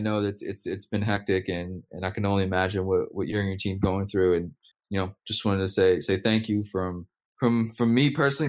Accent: New Orleans, Louisiana, United States; moved away; I'm from New Orleans

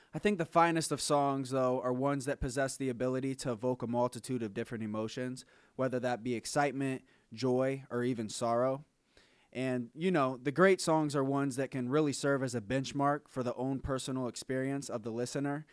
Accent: Akron, Ohio, United States; we're from Akron, Ohio

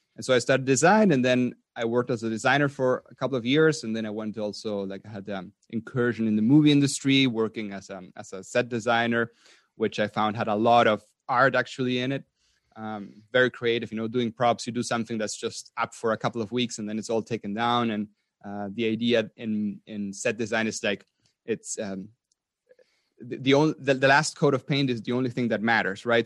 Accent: Patagonia, Argentina; moved away as an adult; also born or lived in Austria; I was, um, born in Argentina. in South America. And I grew up mainly in Patagonia

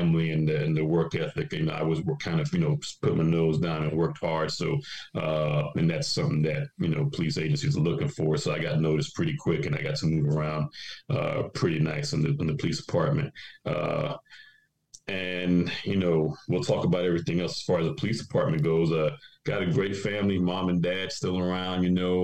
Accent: Florida, United States; also born or lived in New York / Rhode Island; We moved down to Florida when I was nine. So I'm a Floridian, you know, I've been here for 40 years

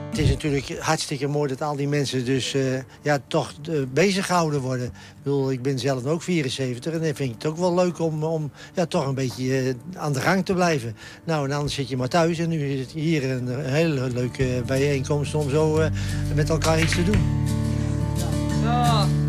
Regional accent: Utrecht, Netherlands; ik ben geboren in Utrecht, en in Utrecht had je in die arbeiderswijkjes had je allemaal een bijnaam als jongen.

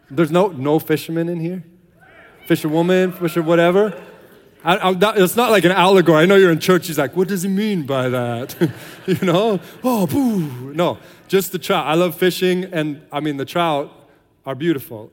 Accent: United States; moved away as an adult; now in Ireland; we're American, that we're missionaries

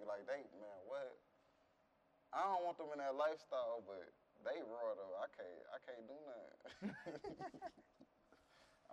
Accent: Cleveland, Ohio, United States; I'm from St. Clair

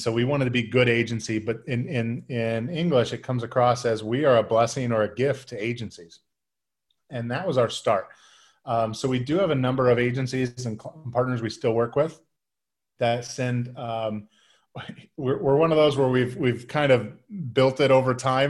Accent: Midwest, United States; I'm from, I'm from the Midwest

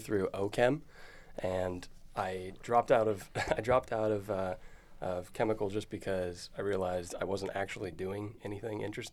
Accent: Oregon City, Oregon, United States; I'm from Oregon. I'm actually from Oregon City.

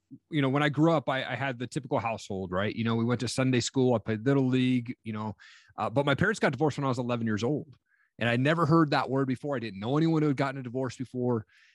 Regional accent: Tri-Cities, Washington, United States; also born or lived in Stevensville, Montana; And then they decided to move us from Washington State, where I grew up in Eastern Washington, a place called Tri-Cities out there. And they moved us to small town Montana, Stevensville, Montana, population 1,200 people.

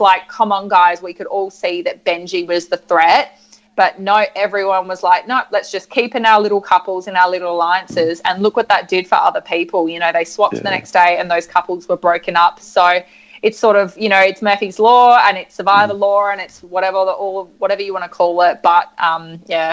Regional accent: Adelaide, South Australia, Australia; I'm from Adelaide

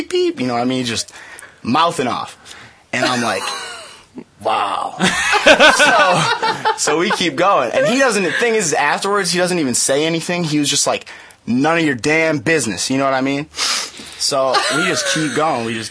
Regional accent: Ann Arbor, Michigan, United States; I'm from Ann Arbor

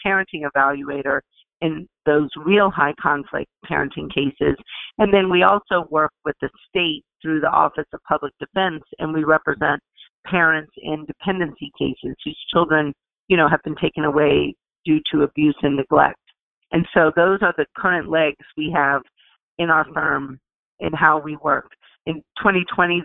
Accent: New Orleans, Louisiana, United States; moved away as an adult; now in Seattle, United States; I grew up and lived in New Orleans and worked there

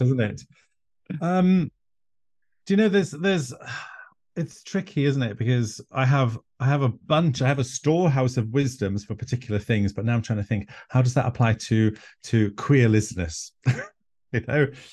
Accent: an island in North Wales, United Kingdom; first language Welsh; English is a second language; white, gay Welshman from an island in North Wales

